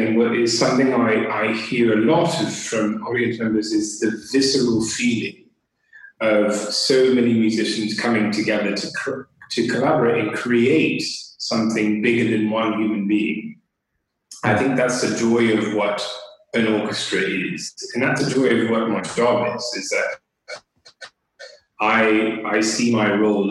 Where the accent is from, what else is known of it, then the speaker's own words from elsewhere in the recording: United States; moved away as an adult; now in United Kingdom; I'm from the United States. I was attending a public school system